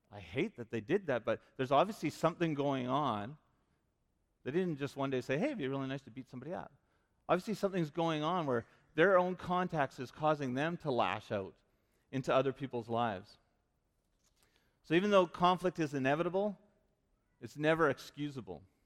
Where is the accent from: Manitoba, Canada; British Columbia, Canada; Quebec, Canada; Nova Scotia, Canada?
British Columbia, Canada; Vancouver; moved away; also born or lived in Regina; I grew up in Vancouver